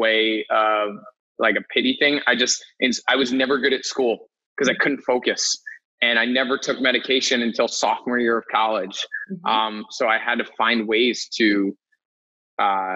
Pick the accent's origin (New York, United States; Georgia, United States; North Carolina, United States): New York, United States; Ossining; now in New York City, United States; I'm from New York, just outside of New York City in a county called Westchester. Grew up in a town called Ossining.